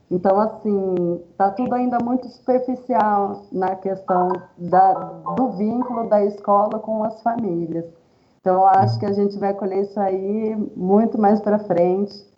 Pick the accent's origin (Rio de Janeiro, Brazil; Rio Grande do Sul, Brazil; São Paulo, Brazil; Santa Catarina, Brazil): São Paulo, Brazil; Valinhos; eu sou natural de, da cidade de Valinhos, estado de São Paulo